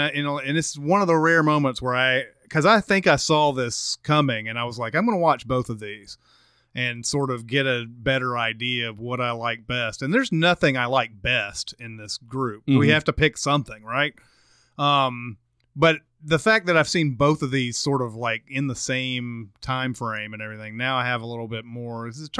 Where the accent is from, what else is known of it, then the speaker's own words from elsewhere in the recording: Brooklyn, New York, United States; born there; Like, hey, I was born in Brooklyn, and everybody's like, oh!